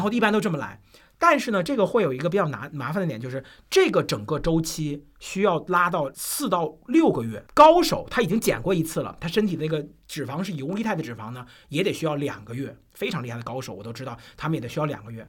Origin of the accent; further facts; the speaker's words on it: China; 我们中国人的基本上饮食是以碳水化合物为主